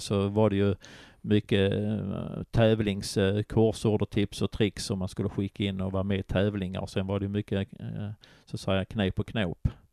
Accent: Köpingebro, Skåne, Sweden; also born or lived in Simrishamn / Kåseberga / Malmö; sen hamnade jag i Kvarnby i Malmö innan jag hamnade i Köpingebro utanför Ystad. Så där växte jag upp sen under min skoltid

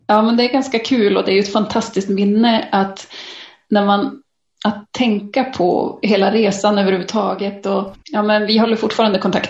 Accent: Norrland, Sweden; jag kommer från Norrland

